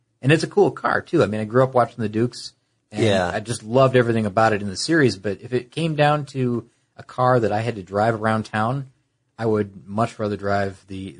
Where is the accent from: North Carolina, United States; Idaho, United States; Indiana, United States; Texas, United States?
Indiana, United States; Indianapolis; I grew up in Indianapolis or at a critical time, I was in Indianapolis and around the racetrack.